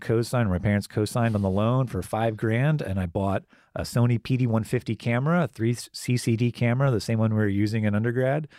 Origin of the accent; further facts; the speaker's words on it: Gainesville, United States; moved away; somebody that I grew up with in Gainesville